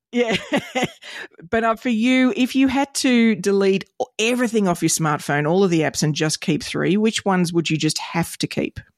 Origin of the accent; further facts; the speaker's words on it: Australia; as an Aussie kid